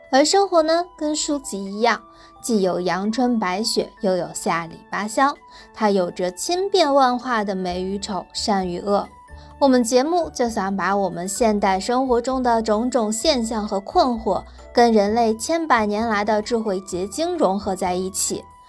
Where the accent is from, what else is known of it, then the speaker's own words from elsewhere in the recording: China; 我们中国人常常说大事化小，小事化了